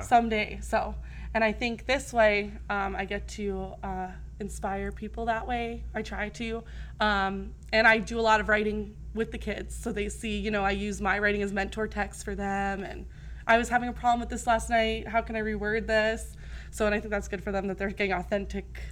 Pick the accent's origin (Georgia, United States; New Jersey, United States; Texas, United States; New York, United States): New Jersey, United States; moved away as an adult; now in Arizona, United States; I grew up in New Jersey, um, and I went to college there